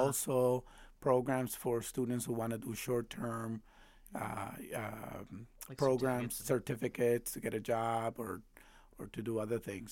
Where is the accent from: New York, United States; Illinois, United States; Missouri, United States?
Illinois, United States; Chicago; also born or lived in Mexico; I went through Chicago public schools